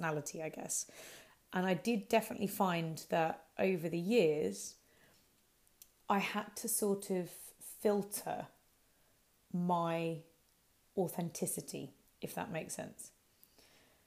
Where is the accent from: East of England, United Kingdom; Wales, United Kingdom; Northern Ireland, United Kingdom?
East of England, United Kingdom; Hertford; also born or lived in Harrow; my hometown was in Hartford